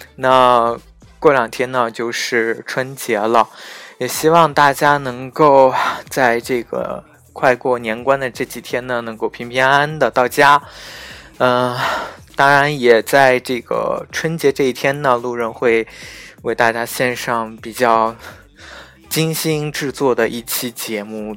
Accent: Xinjiang, China; 因为当我说出我是新疆人的时候

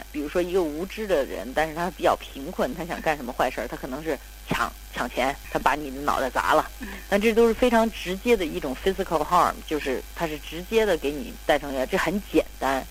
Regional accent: Beijing, China; also born or lived in New York; 咱们北京人

